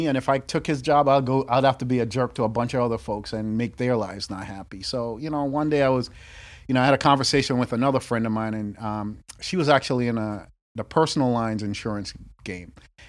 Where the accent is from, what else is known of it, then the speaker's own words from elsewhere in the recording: New York, United States; now in Boston, United States; I'm from New York.